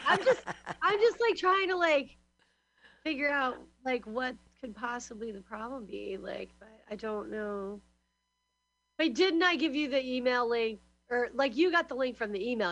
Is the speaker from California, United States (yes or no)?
yes; San Francisco, California, United States; now in Glasgow, United Kingdom; I'm from Glasgow. I live, or I'm from the, I'm from really San Francisco mostly, but in Glasgow, Scotland.